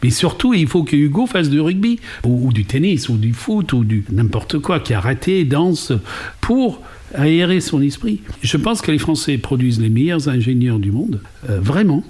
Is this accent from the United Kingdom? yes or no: yes; England, United Kingdom; French is a second language; moved away as an adult; now in France; je suis britannique, maman d'origine irlandaise, donc un petit mélange d'anglo-saxon et de celte